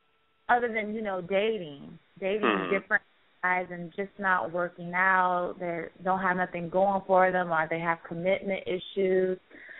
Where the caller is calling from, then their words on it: Daytona Beach, Florida, United States; Daytona Beach.